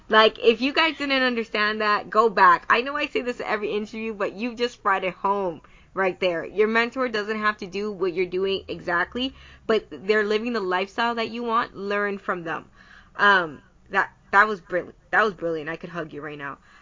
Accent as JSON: {"language": "English", "country": "Dominican Republic", "moved": "as an adult", "lives_now": "Canada", "said": "I'm from the Dominican Republic too"}